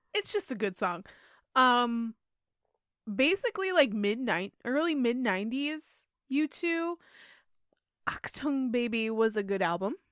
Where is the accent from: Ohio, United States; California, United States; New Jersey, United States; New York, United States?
New York, United States; we're Americans from New York